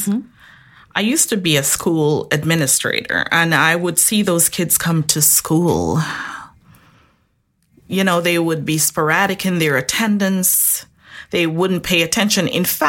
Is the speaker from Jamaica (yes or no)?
yes; Jamaica; Originally, yes. Jamaica.